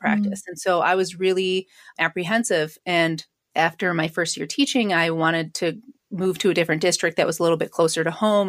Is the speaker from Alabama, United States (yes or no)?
no; Syracuse, New York, United States; I grew up in Syracuse